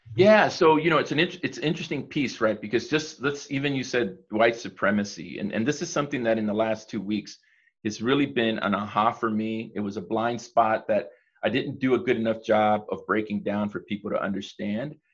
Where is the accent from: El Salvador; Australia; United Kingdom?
El Salvador; I'm from El Salvador.